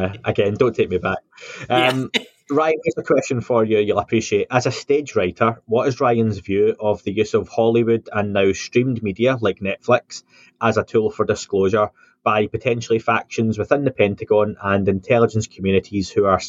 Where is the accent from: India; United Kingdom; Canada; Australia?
United Kingdom; Scotland; I'm Scottish